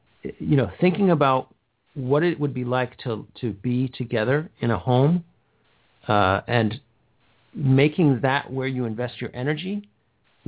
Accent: Schenectady, New York, United States; moved away; I'm a native of upstate New York

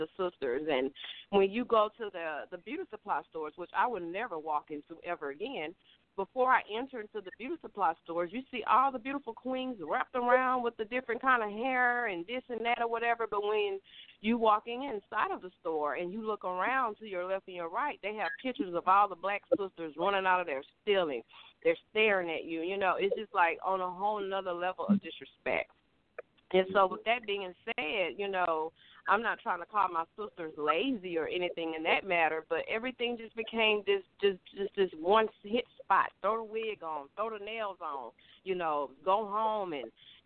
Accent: Mobile, Alabama, United States; I'm from Mobile, Alabama

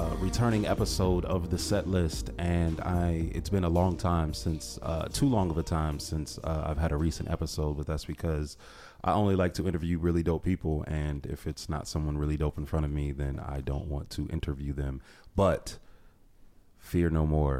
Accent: Ohio, United States; I'm from Ohio, too

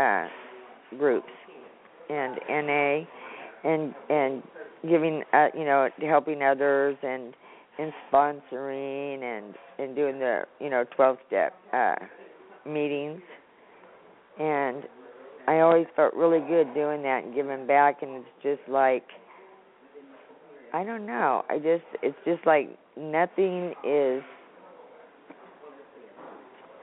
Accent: Modesto, California, United States; I'm from Modesto, California

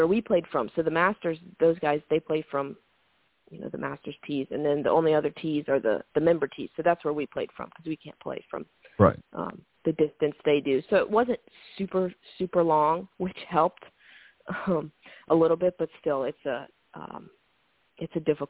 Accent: Georgia, United States; growing up in Georgia

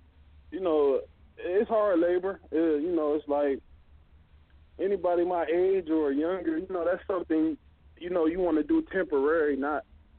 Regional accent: Detroit, Michigan, United States; I grew up in Detroit, Michigan.

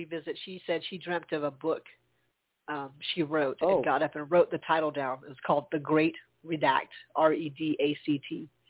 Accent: Charleston, United States; moved away; We can go by Charleston and see our old hometown. Definitely my hometown.

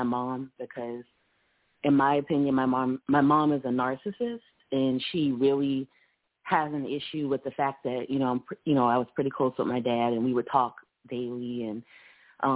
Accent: Charleston, South Carolina, United States; now in Columbia, United States; I'm from Charleston, and that's where my parents still live

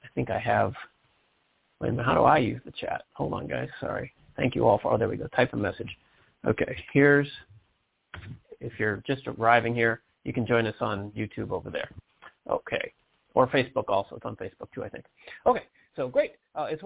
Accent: Detroit, Michigan, United States; I'm from Detroit myself

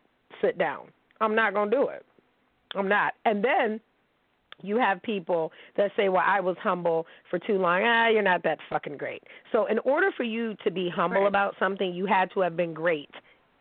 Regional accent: Pittsburgh, Pennsylvania, United States; I'm from Pittsburgh

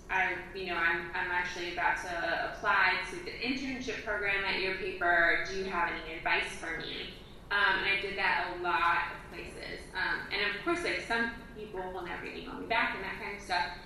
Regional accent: Midwest, United States; growing up in the Midwest, that's how we roll.

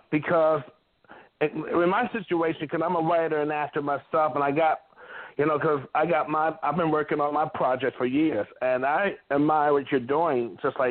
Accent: Mount Clemens, Michigan, United States; also born or lived in Detroit, Michigan; Because I'm from the Motor City. I'm from Mount Clemens, Michigan, Detroit, Michigan.

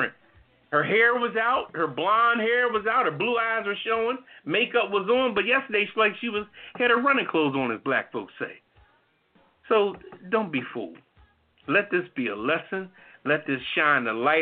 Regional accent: New Haven, Connecticut, United States; I was raised in New Haven

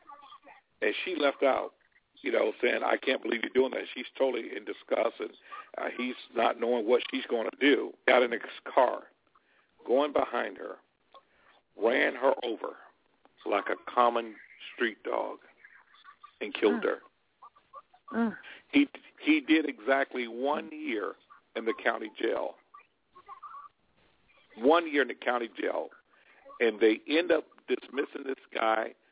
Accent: Alabama, United States; moved away; we grew up with back in Alabama

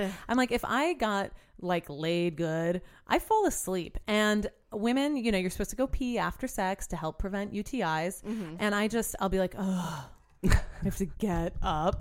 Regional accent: New Orleans, Louisiana, United States; I grew up in New Orleans

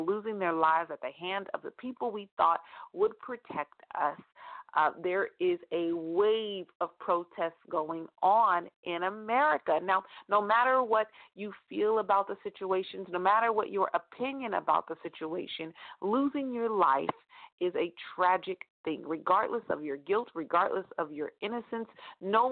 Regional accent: California, United States; close to my hometown in California

